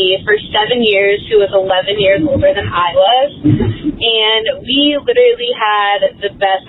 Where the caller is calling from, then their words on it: Stockton, California, United States; I'm actually calling from Stockton, California.